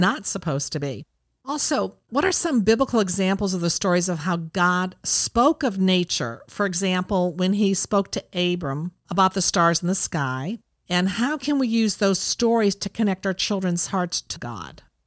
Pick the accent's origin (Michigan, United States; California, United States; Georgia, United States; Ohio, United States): Ohio, United States; growing up in Ohio, I had the seasons